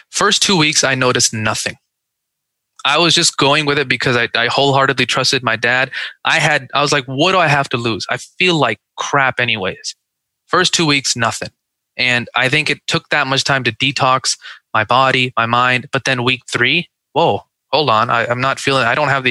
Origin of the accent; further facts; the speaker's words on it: Seattle, Washington, United States; now in Dallas, United States; I grew up in Seattle